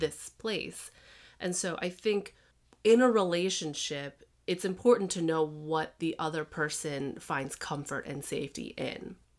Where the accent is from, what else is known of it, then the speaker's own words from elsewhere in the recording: Chicago, Illinois, United States; also born or lived in Massachusetts; I grew up in Chicago